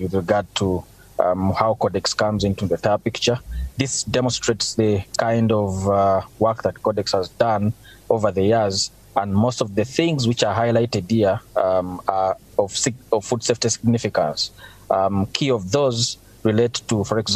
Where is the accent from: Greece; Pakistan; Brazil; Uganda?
Uganda; I'm from Uganda